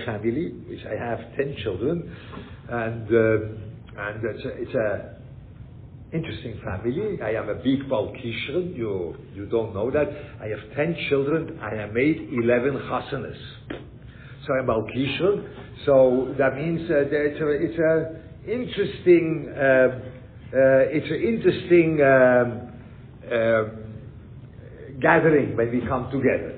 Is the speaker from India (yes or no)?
no; Switzerland; I grew up in Switzerland